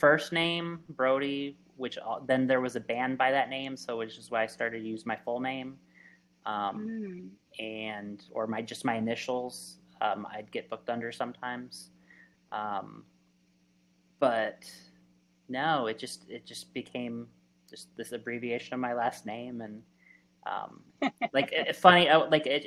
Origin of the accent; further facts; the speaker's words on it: Phoenix, Arizona, United States; also born or lived in Los Angeles, California; when I was a young adult here in Arizona, and specifically I grew up in Phoenix